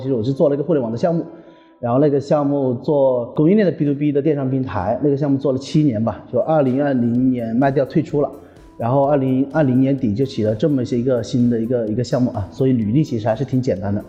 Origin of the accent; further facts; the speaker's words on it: Hunan, China; 因为我是湖南人